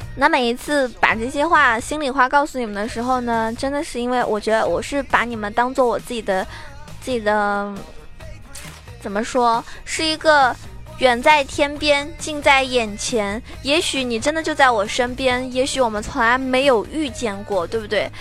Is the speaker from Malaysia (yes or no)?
no; Shaoxing, Zhejiang, China; now in Shanghai, China; 我老家是绍兴的，那么我要回家了